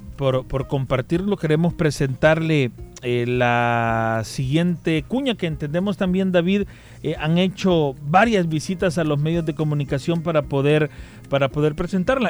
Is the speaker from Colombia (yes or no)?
no; El Salvador; como sociedad salvadoreña nosotros